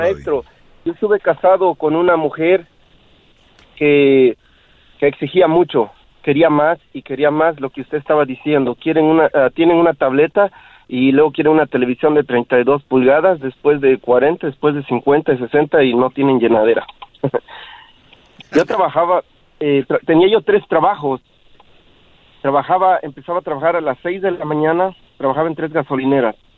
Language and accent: Spanish; Mexico; yo soy de México